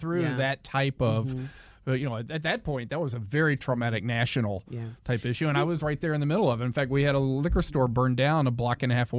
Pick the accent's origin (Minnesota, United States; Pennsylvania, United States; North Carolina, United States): North Carolina, United States; moved away; I grew up in North Carolina in the 70s. I got bussed in third and fourth grade. So this was desegregation. So as a kid, I'm 7, 8, 9 years old.